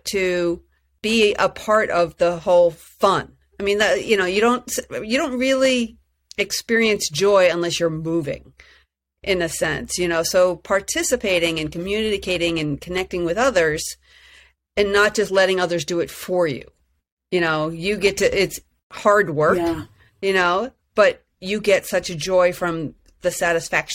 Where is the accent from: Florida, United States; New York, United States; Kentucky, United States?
New York, United States; I was from New York